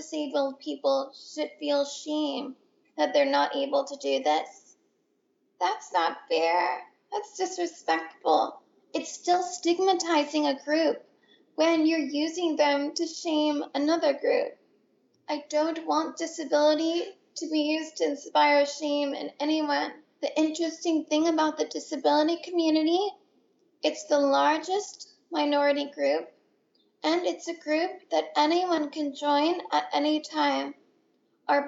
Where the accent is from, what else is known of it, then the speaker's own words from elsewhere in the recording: San Francisco Bay Area, California, United States; also born or lived in Boston; I grew up in the San Francisco Bay Area, which happens to be the heart of the disability rights movement